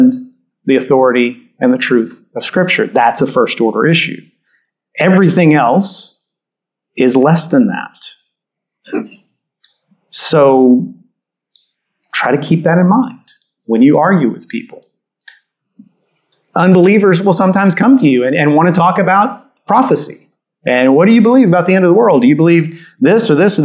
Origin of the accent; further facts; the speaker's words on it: Catholic part of Texas, United States; I grew up in Catholic part of Texas